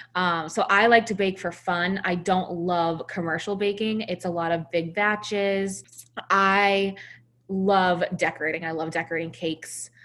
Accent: Salem, New Hampshire, United States; my hometown of Salem, New Hampshire

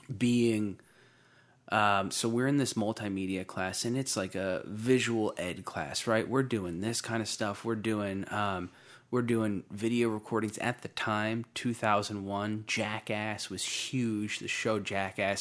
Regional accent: Waretown, New Jersey, United States; also born or lived in Bridgeport, Connecticut; my grandfather had a summer house in a little town called Waretown, uh, outside of Long Beach Island, New Jersey, in, uh, the southern, southeastern part of New Jersey, uh, for anyone that knows that area. And, uh, I, I grew up there

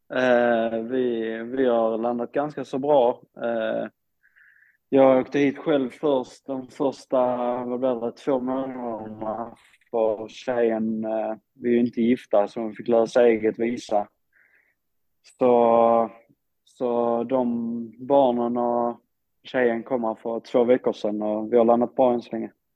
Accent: Sweden; moved away as an adult; jag kommer från Sverige

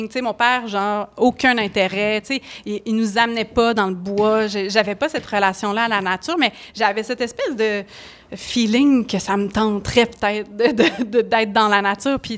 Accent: Laurentides, Quebec, Canada; also born or lived in Eastern Townships; je viens des Laurentides aussi.

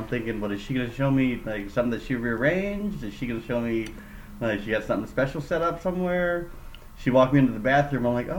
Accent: Philippines; That's just me being Filipino.

